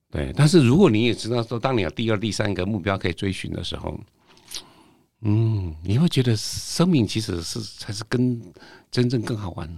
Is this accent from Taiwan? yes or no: yes; Taiwan; 我们台湾人